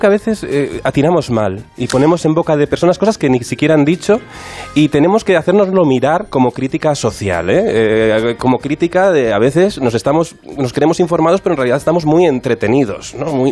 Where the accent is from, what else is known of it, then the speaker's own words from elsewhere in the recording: Cantabria, Spain; yo soy de Cantabria